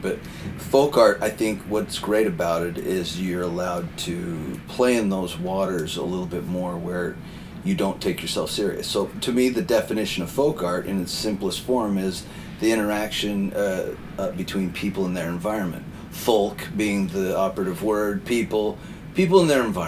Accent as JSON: {"language": "English", "region": "Wyoming", "country": "United States", "tie": "born or raised there", "moved": "yes", "lives_now": "Boston, United States", "said": "I moved from the West to the East, and growing up in Wyoming, where everything was animals and scenery"}